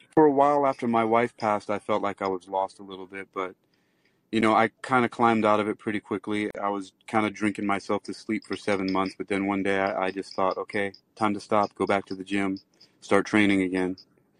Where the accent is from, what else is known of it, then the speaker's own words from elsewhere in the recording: New York City, New York, United States; moved away as an adult; also born or lived in Los Angeles; I was born in Queens and lived in the Bronx.